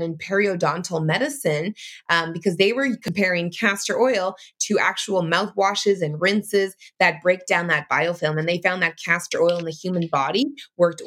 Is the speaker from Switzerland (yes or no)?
no; Canada; in Canada, it's different because I'm Canadian